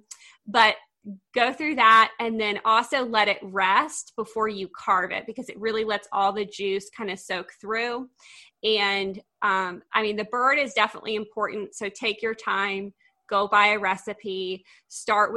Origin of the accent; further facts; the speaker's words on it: Augusta, Georgia, United States; now in Tennessee, United States; I was raised in Augusta, Georgia, which is like the heart of the South. And now I live in Tennessee